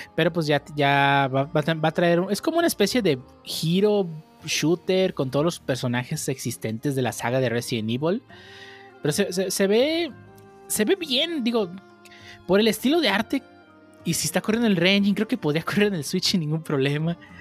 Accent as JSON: {"language": "Spanish", "region": "Nayarit", "country": "Mexico", "said": "yo soy de Nayarit"}